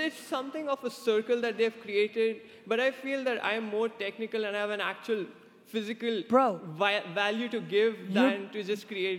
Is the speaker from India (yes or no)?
yes; India; English is a second language; moved away as an adult; now in United States; I came all the way from India to the US so that I could get a specialized degree in a master's program in data science.